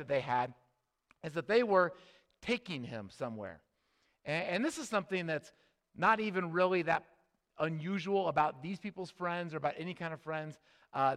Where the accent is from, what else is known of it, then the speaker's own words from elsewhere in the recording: Midwest, United States; we grew up in the Midwest